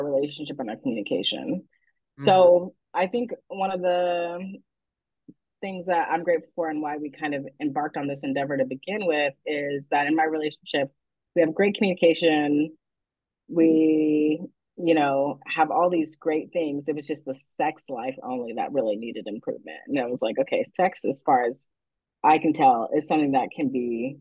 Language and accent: English; Texas, United States; I grew up in Texas